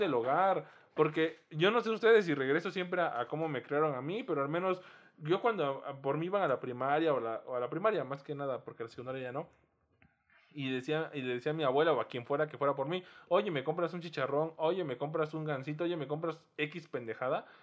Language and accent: Spanish; Oaxaca, Mexico; now in Mexico City, Mexico; yo que soy de Oaxaca, yo que crecí en. Ni siquiera en la ciudad, porque la segunda parte de mi pubertad la pasé en pueblos